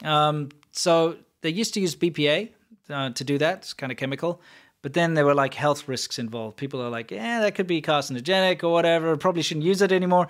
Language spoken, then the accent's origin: English; South Africa; moved away; South African